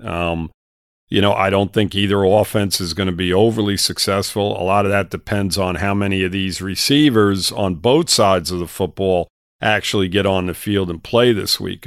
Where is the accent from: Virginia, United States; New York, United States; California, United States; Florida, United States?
New York, United States; moved away; I'm from New York originally